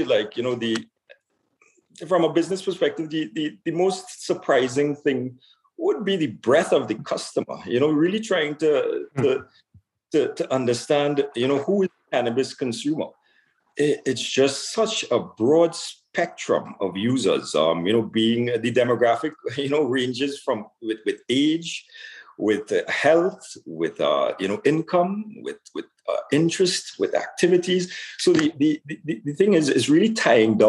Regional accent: Trinidad & Tobago; now in Ontario, Canada; I was born in Trinidad and Tobago

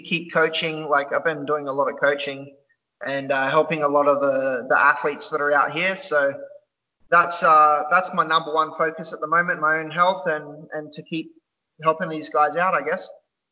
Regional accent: Elands, New South Wales, Australia; moved away as an adult; also born or lived in Taree, Australia / Port Macquarie, Australia; now in Phuket, Thailand; so I was born in Taree Hospital, but I'm originally from a place called Ellenborough Falls or Elands

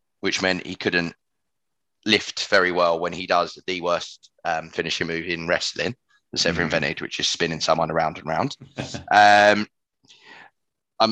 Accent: United Kingdom; as a Brit

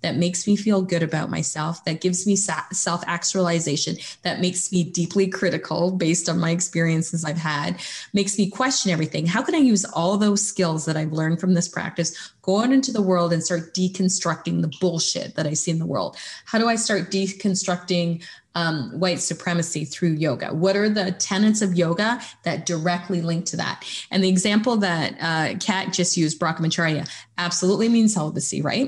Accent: Canada; being Canadian

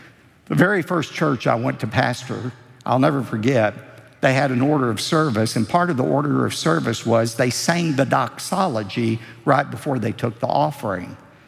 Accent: United States; I'm very proud that I'm a citizen of this great country.

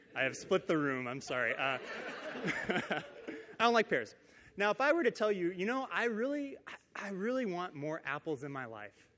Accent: Downey, California, United States; I grew up in Downey, California, which is like 20 minutes away from here

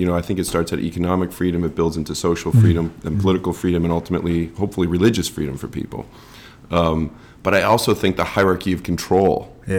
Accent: United States; growing up in America

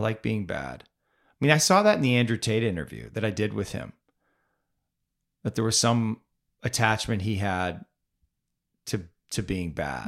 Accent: Canada; now in United States; I grew up in Canada.

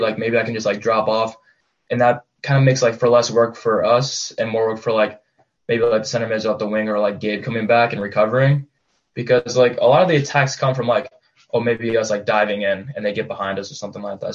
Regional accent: Gig Harbor, Washington, United States; I'm from Gig Harbor and that's south of Bremerton. And, um, I grew up playing for this like local club in my town

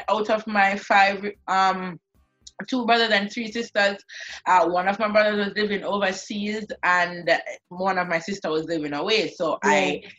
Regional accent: Kingston, Jamaica; So I grew up on Spade Corner.

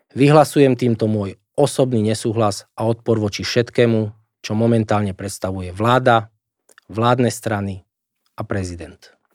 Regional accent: Slovakia; Moja rodná zem, ktorá mi je nadovšetko blízka, ktorú som roky reprezentoval

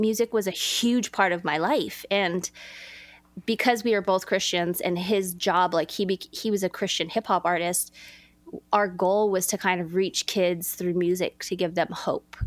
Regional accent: Los Angeles, California, United States; I grew up in Los Angeles, California

